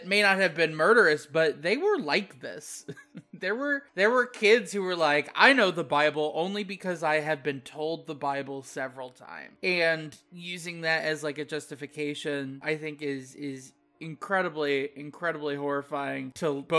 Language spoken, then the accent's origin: English; Midwest, United States; I grew up in the Midwest, I grew up in farm country